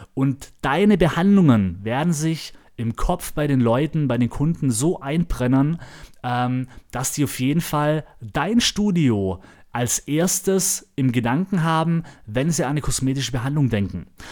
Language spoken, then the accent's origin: German; Germany; moved away; ich war zu Hause in meiner Heimatstadt Ramsburg